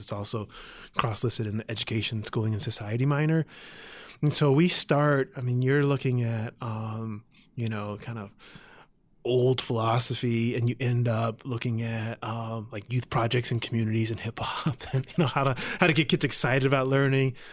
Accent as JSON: {"language": "English", "town": "San Jose", "region": "California", "country": "United States", "tie": "born or raised there", "also_born_or_lived": "Oakland", "moved": "as an adult", "said": "I was born in Oakland, but mostly raised in San Jose"}